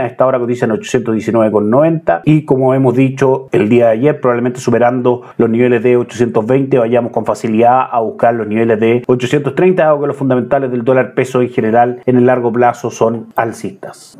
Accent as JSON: {"language": "Spanish", "country": "Chile"}